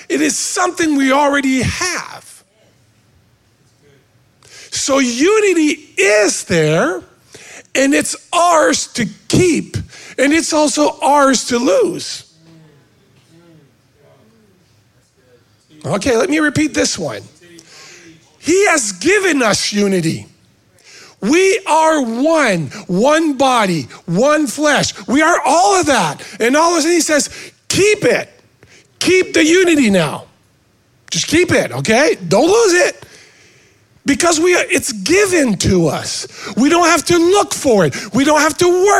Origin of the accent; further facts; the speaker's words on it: Canada; now in United States; I was an American before being a Canadian because I was born here, right? So my dad used to be a maple syrup maker, whatever, right? So I grew up going to the sugar shack